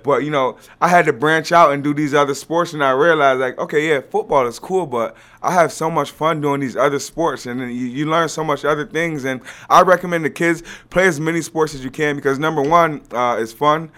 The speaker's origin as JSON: {"language": "English", "town": "Rochester", "region": "New York", "country": "United States", "tie": "born or raised there", "also_born_or_lived": "Buffalo", "moved": "as an adult", "lives_now": "Florida, United States", "said": "I'm from Rochester"}